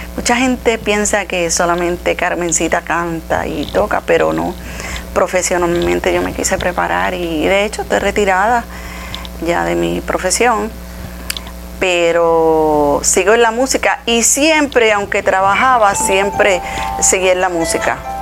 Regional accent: Utuado, Puerto Rico; todo lo he hecho aquí, en Utuado

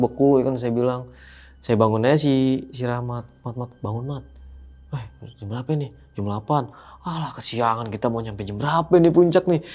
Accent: Jakarta, Indonesia; saya bilang aja dari Jakarta

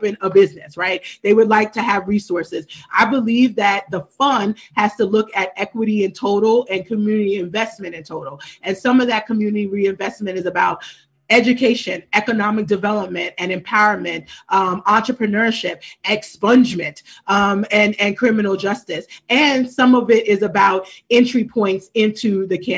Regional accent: Trenton, New Jersey, United States; I know growing up in Trenton.

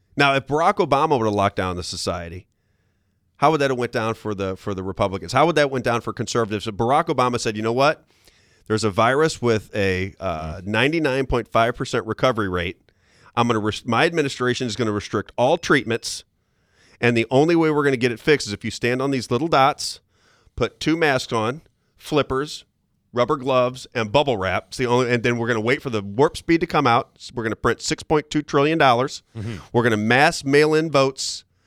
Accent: St. Louis, Missouri, United States; I grew up in St. Louis

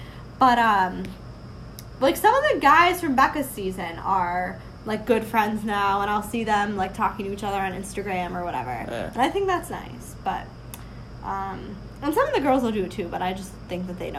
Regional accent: Northeast, United States; of growing up in the Northeast and the snow

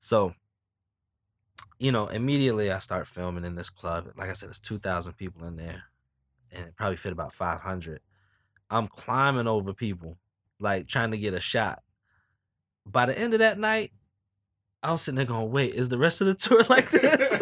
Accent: Newport News, Virginia, United States; I'm from Newport News

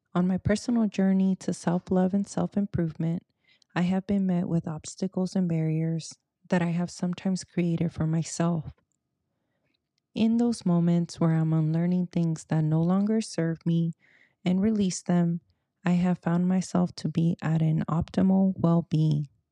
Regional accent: Silicon Valley, California, United States; first language Spanish; English is a second language; I'm a first-gen Mexicana-Americana, born and raised in the Silicon Valley

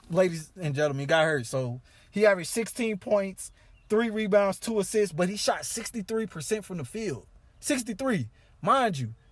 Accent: Illinois, United States; I mean, we, I, uh, we grew up in Illinois

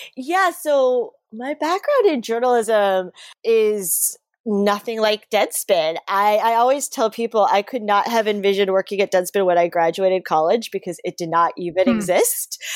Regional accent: South Florida, United States; I grew up in South Florida.

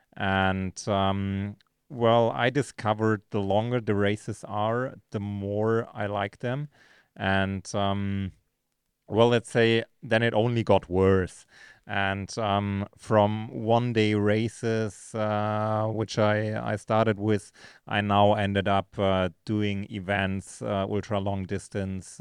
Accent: Munich, Bavaria, Germany; moved away as an adult; now in Girona, Spain; originally from, uh, from Munich, Germany, uh, now spending most of my time, um, in, uh, Girona, Spain.

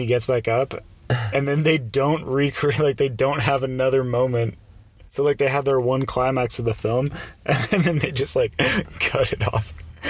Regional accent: United States; As an American, like, we're wired to get pumped up when we hear the Rocky music.

